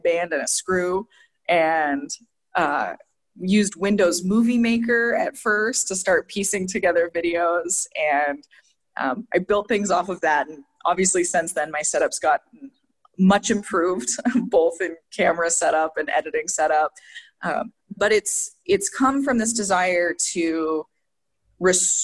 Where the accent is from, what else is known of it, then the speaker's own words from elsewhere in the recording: Northwest Montana, United States; moved away; I'm Blackfeet from Northwest Montana, grew up both on and off the reservation